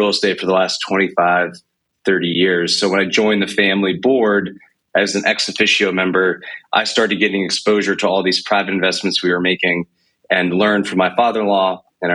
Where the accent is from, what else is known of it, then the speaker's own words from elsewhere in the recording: New York, United States; moved away as an adult; also born or lived in Connecticut / Boston; now in Nashville, United States; I'm from New York originally